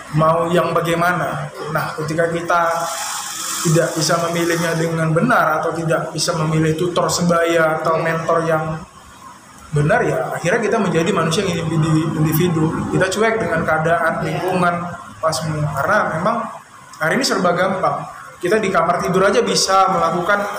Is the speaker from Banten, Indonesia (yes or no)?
no; Pangkalan Berandan, North Sumatra, Indonesia; nah kalau kita aslinya nenek moyang itu dari tiga juar dari Serdang hmm. cuma dari zaman bolang dulu kakek kita hijrah ke Pangkalan Berandan hmm. tempatnya desa Teluk Meku